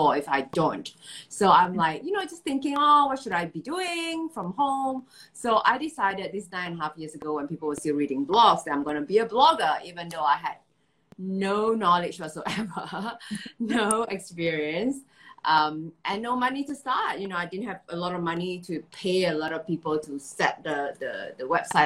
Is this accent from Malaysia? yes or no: yes; Malaysia; now in Singapore; I'm based in Singapore. I'm originally from Malaysia.